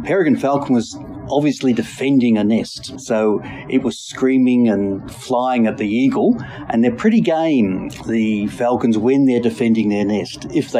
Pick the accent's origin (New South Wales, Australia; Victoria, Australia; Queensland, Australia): Victoria, Australia; Melbourne; I grew up in Melbourne, in the bushy part, Blackburn